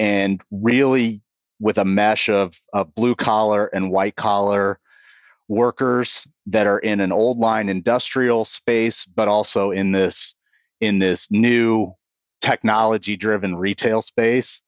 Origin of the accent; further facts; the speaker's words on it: Kansas City, Kansas, United States; moved away as an adult; now in New Albany, United States; I grew up in, uh, Kansas City. I was born on the Missouri side and, and grew up on the Kansas side